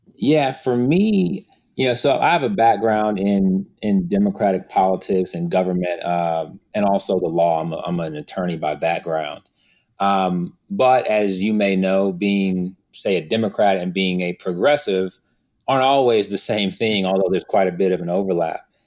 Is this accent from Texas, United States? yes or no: yes; Houston, Texas, United States; also born or lived in Missouri City, Texas; I was born and raised in Houston. I grew up on the southwest